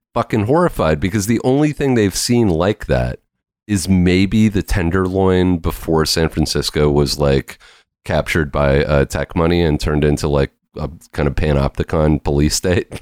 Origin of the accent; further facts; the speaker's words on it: Lake Cowichan, British Columbia, Canada; moved away as an adult; also born or lived in Victoria, British Columbia / Vancouver, British Columbia; now in Montreal, Canada; my experience growing up in Couch and Lake, resource extraction